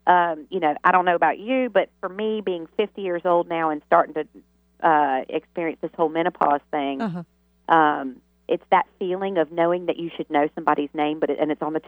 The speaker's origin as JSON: {"language": "English", "region": "the South", "country": "United States", "tie": "born or raised there"}